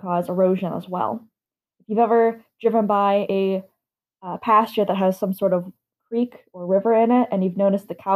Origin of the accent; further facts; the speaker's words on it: Midwest, United States; I am from the Midwest.